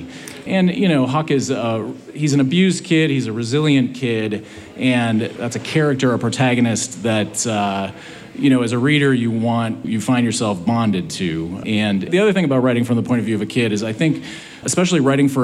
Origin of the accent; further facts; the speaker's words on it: Milwaukee, Wisconsin, United States; moved away; also born or lived in Los Angeles; So I grew up in Milwaukee, Wisconsin.